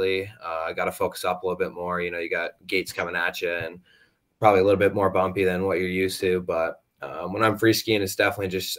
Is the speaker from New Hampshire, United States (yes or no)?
yes; Goffstown, New Hampshire, United States; I'm a sophomore from Goffstown, New Hampshire.